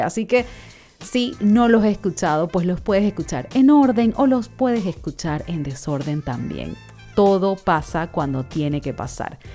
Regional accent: Panama; soy de Panamá, vivo actualmente en Panamá

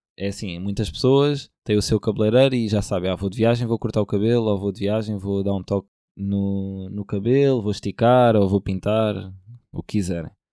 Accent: Portugal; sou português

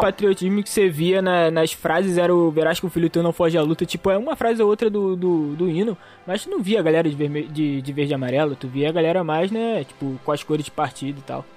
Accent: Brazil; eu tenho esse orgulho de ser brasileiro

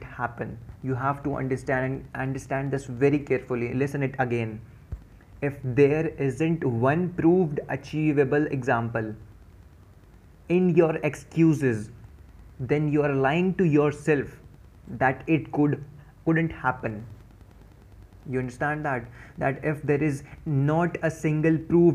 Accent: Dehradun, Uttarakhand, India; I'm from Dehradun.

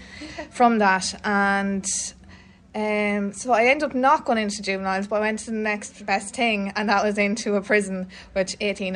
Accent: South Roscommon, Connacht, Ireland; also born or lived in Dublin; I'm from Dystert, so it's Southside Roscommon

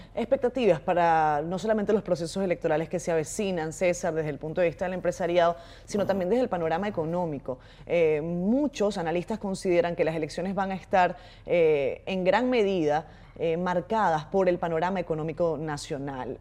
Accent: Dominican Republic

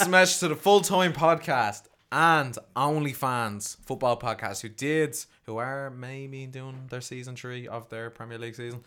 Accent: Ireland; as an Irish man

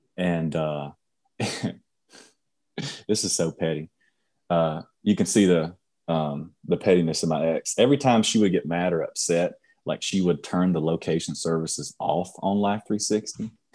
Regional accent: Union, United States; I grew up in Union, not too much money there

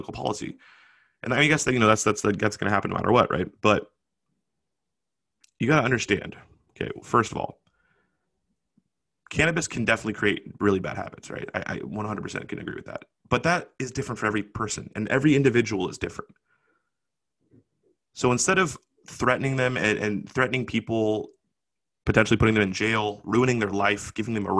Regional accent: Washington, United States; in Washington, my home state

